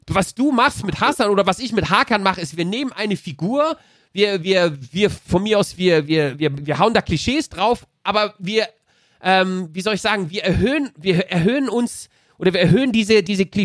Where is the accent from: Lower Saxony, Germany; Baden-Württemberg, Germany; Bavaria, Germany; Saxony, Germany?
Baden-Württemberg, Germany; Mannheim; Ich konnte immer gut ich Deutsch. Bin Mannheimer.